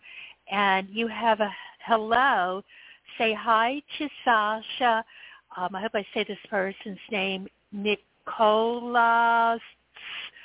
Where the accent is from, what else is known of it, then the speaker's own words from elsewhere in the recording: New York, United States; I'm a New Yorker too